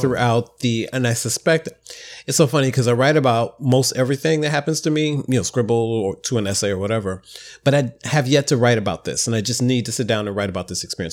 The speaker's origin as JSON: {"language": "English", "region": "Midwest", "country": "United States", "moved": "yes", "lives_now": "New York City, United States", "said": "I'm a Midwesterner"}